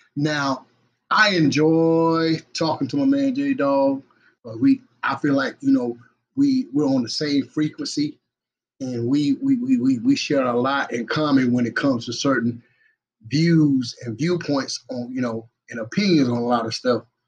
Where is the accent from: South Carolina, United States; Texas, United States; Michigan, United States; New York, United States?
South Carolina, United States; Batesburg-Leesville; my hometown. Represent the Twin City, y'all. Batesburg and Leesville